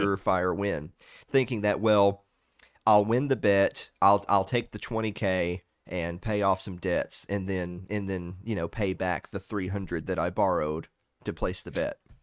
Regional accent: the South, Southern United States, United States; I'm a Southerner

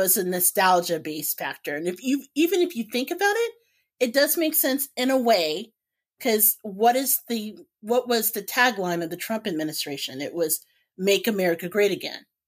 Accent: Indianapolis, Indiana, United States; now in Northwest Indiana, United States; growing up in Indianapolis, like, there was a Cracker Barrel near me.

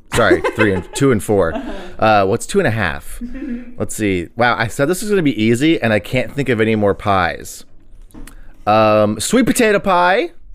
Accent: Texas, United States; I'm from Texas.

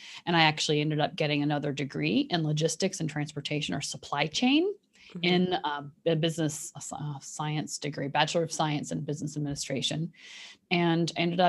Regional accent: Kentucky, United States; born there; also born or lived in Indiana; And I was born in Kentucky, so it's almost Midwest. The western part of Kentucky is almost Midwestern.

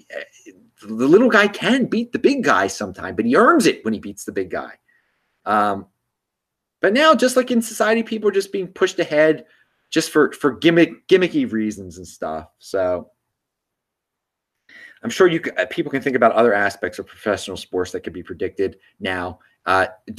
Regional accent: Baltimore, Maryland, United States; since I'm from Baltimore, yeah, I still check the Orioles score

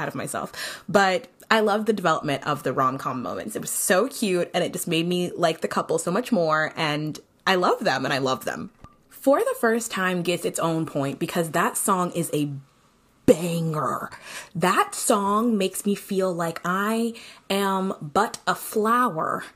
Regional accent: St. Kitts & Nevis; I'm from St. Kitts and Nevis

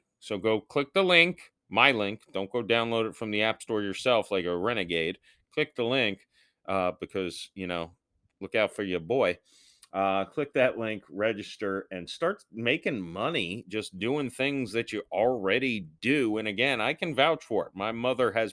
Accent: St. Petersburg, Florida, United States; I was born in St. Petersburg, Florida, and I still live here

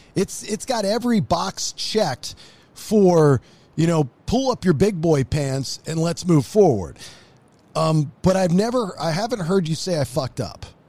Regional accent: Maryland, United States; moved away; I'm from Maryland

